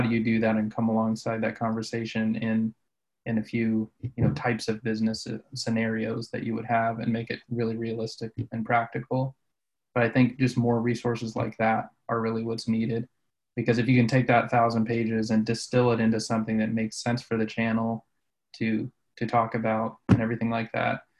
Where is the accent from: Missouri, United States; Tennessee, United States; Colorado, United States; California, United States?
Colorado, United States; I grew up in Colorado